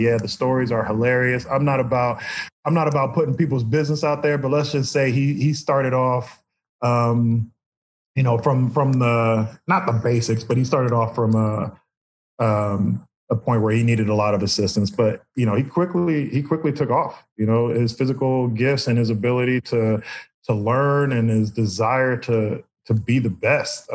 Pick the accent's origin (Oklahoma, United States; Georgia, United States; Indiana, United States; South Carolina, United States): Indiana, United States; Indianapolis; moved away as an adult; also born or lived in Boston / New York; now in Florida, United States; grew up in Indianapolis, went to Boston College, and then ended up in New York